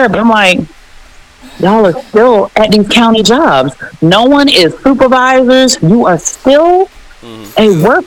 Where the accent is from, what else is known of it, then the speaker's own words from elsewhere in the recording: Miami, Florida, United States; moved away as an adult; me growing up in Miami